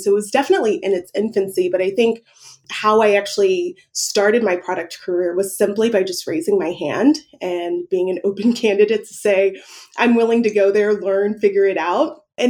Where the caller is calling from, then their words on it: Dallas, Texas, United States; I'm calling in from Dallas